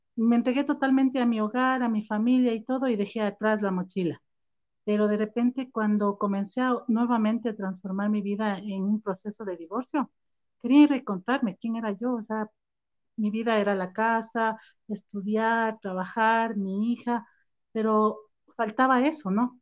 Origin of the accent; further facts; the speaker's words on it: Ambato, Tungurahua, Ecuador; now in Quito, Ecuador; yo soy ambateña, nací en Ambato y en el 85 mi primer gran viaje aquí a Quito. Mi mami nos trajo en el tren